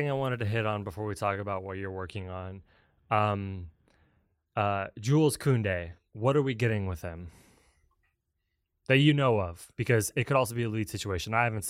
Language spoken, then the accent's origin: English; Detroit, Michigan, United States; I'm from Detroit.